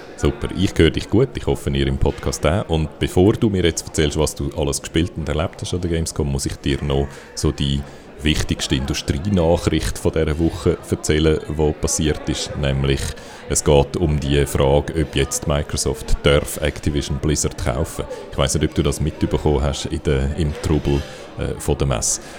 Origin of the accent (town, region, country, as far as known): Switzerland